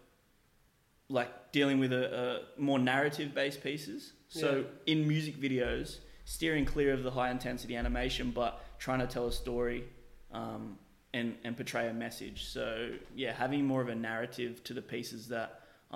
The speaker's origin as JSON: {"language": "English", "country": "Australia", "tie": "born or raised there", "said": "born and bred in Australia, but quite obviously with something else in me, being African"}